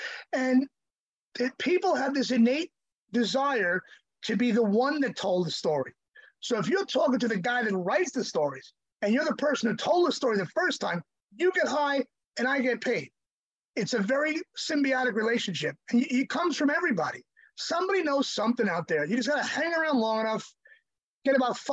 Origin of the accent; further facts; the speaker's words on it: Suffolk County, Long Island, New York, United States; also born or lived in Brooklyn, New York; Just born in Brooklyn and moved to Long Island when I was a kid. I grew up on the Bay in Suffolk County.